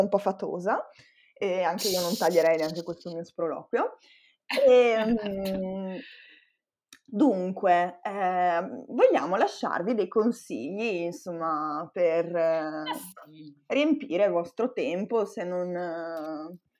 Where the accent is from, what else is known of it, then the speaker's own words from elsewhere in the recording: Pigozzo, Italy; quando ero ragazzina vivevo a Pigozzo, che per chi non lo sapesse è un paese in culo ai lupi